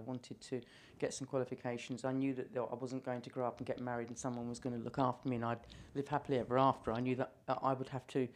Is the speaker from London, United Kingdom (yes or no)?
yes; London, United Kingdom; moved away as an adult; now in Isle of Wight, United Kingdom; I wasn't born on the island. I was born in London. London was great. I mean, I really loved living in London